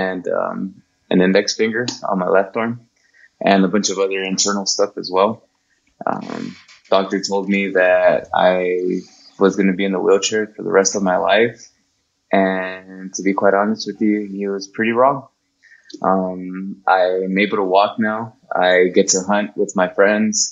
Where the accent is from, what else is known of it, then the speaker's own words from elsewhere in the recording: Compton, California, United States; I was born in Compton